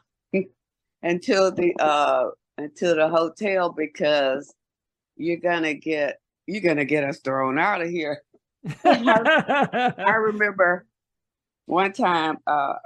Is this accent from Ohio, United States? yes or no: no; Houston, Texas, United States; we're from Texas, Houston. We don't get none of that snow like that unless it's a big ado over here